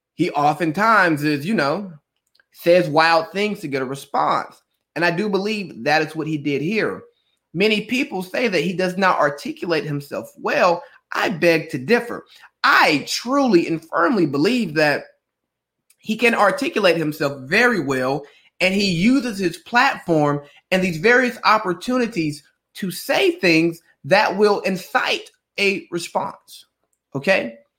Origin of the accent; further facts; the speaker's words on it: Cartersville, Georgia, United States; I'm … from Cartersville. And part of that is keeping people who I grew up with close to me.